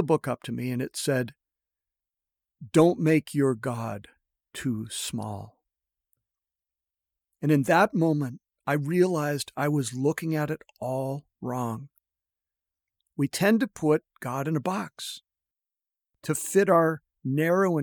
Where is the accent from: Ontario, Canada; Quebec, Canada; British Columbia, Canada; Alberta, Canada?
Ontario, Canada; a suburb outside of Toronto; moved away as an adult; also born or lived in Northern California; I grew up in Canada, in a suburb outside of Toronto